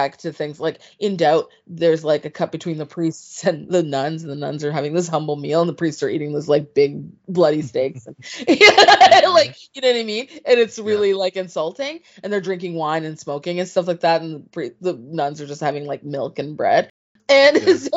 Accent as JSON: {"language": "English", "country": "Canada", "said": "I'm from Canada. You know what I mean? Like, it's not like I have a fear of cold. I've lived with cold my entire life."}